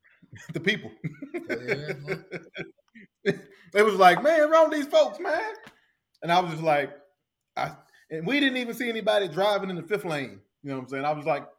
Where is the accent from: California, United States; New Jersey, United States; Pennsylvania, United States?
Pennsylvania, United States; moved away; they thought it was like my hometown, PA.